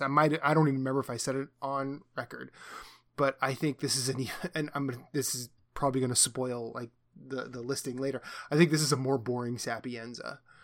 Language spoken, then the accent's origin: English; Iowa, United States; I grew up in Iowa